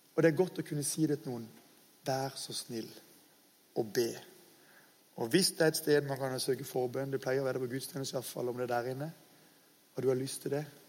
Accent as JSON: {"language": "Norwegian", "country": "Norway", "said": "jeg kaller oss dessverre som nordmenn altfor ofte for bortskjemte drittunger"}